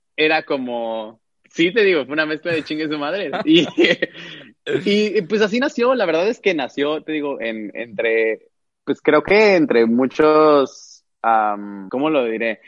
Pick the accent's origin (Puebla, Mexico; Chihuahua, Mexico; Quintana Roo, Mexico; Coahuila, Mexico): Quintana Roo, Mexico; Cancún; also born or lived in Mexico City; yo nací en la Ciudad de México, pero ya tengo ahorita seis años que regresé a vivir a Cancún. Y digo regresé porque yo crecí aquí